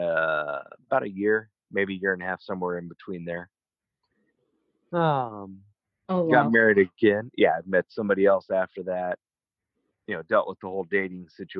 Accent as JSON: {"language": "English", "town": "Atlanta", "region": "Georgia", "country": "United States", "tie": "born or raised there", "also_born_or_lived": "Idaho", "moved": "as an adult", "said": "my hometown in Atlanta"}